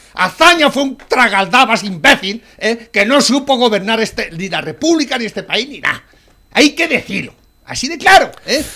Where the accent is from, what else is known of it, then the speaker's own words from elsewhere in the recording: Spain; en mi país, España